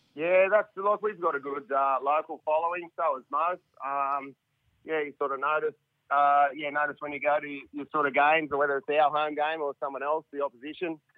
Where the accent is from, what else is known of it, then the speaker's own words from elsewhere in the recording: Harden, New South Wales, Australia; I'm from Harden